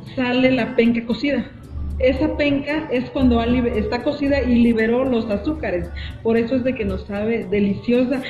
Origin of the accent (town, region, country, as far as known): Mexico